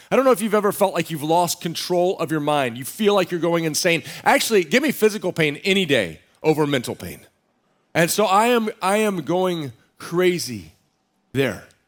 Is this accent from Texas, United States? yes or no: yes; Central Texas, United States; now in San Diego, United States; I grew up in Central Texas